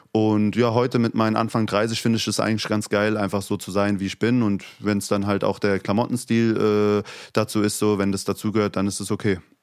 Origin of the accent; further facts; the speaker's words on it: Hesse, Germany; accent: Hessian; first language Turkish; now in Berlin, Germany; Ich habe das Hessische sehr lieb geworden und habe einen hessischen Dialekt